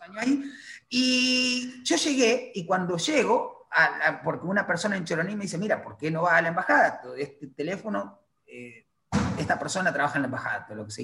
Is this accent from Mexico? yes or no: no; Teolina, Santa Fe, Argentina; moved away as an adult; now in Caracas, Venezuela; yo soy de Teolina, lo que te decía, un pueblo en la provincia de Santa Fe